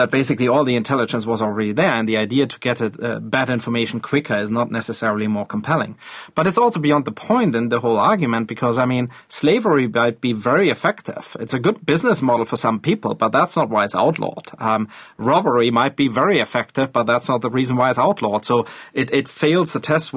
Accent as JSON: {"language": "English", "country": "Germany", "said": "I come from Germany"}